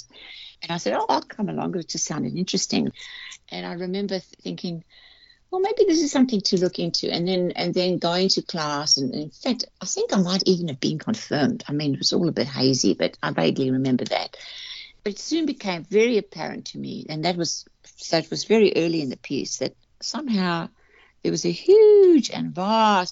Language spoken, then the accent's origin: English; South Africa; I grew up in South Africa back in the 50s, 60s